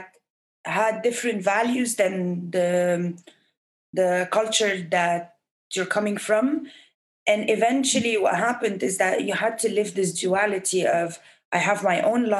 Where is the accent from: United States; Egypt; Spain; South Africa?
Egypt; born or raised there